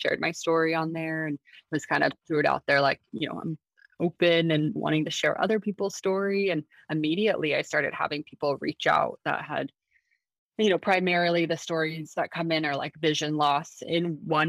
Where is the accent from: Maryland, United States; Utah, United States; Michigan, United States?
Utah, United States; Salt Lake City; moved away as an adult; now in San Diego, United States; I'm originally from Salt Lake City, Utah. I was born and raised there, and now I'm currently living in San Diego, California.